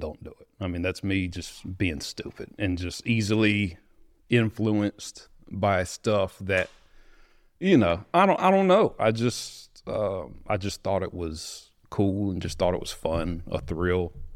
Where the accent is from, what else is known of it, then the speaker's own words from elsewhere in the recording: Greer, South Carolina, United States; I'm from, uh, right by Greenville, South Carolina. It's pretty well known, but a little small town called Greer. Um, growing up, my dad, he was a preacher